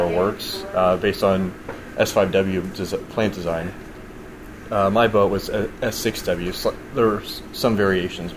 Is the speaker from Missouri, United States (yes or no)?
yes; Farmington, Missouri, United States; also born or lived in Bremerton, Washington; now in Springfield, United States; I'm actually from Farmington, Missouri